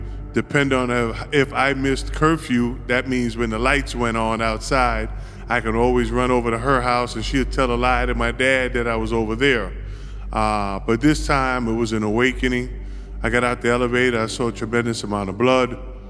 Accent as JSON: {"language": "English", "region": "New York", "country": "United States", "tie": "born or raised there", "said": "So real quick, I grew up on the Lower East Side of Manhattan. I came home, I was about 13 and a half years old."}